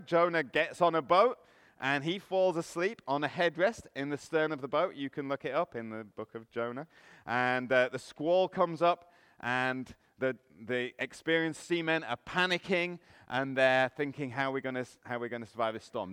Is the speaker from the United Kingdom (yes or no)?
yes; England, United Kingdom; now in Canada; I'm from England, you might be able to tell from the accent.